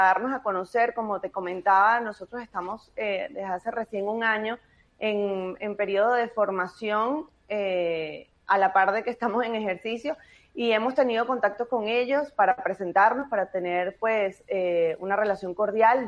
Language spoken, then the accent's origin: Spanish; Venezuela; moved away; como venezolanos en el mundo